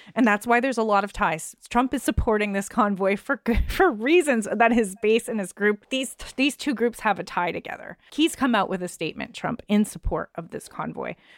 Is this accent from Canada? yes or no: yes; Canada; as a Canadian